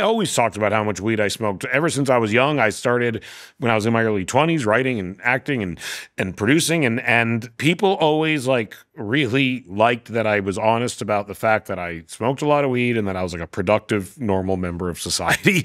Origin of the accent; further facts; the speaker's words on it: Vancouver, British Columbia, Canada; I'm from Vancouver.